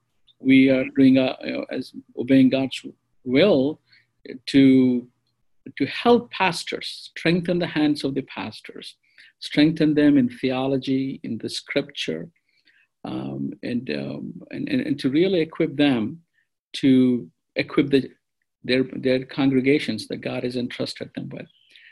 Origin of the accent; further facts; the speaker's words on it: India; first language te; English is a second language; And my mother tongue is Telugu.